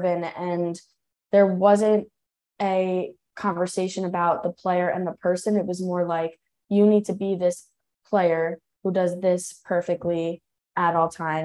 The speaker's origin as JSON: {"language": "English", "area": "Long Island, New Hyde Park, Nassau County", "region": "New York", "country": "United States", "tie": "born or raised there", "said": "I grew up on Long Island. I'm from Neuwy Park, Nassau County"}